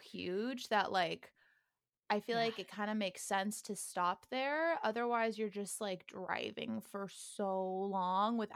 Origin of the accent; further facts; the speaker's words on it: outside of Sacramento, California, United States; also born or lived in Miami, Florida; now in Los Angeles, United States; So I actually grew up outside of Sacramento.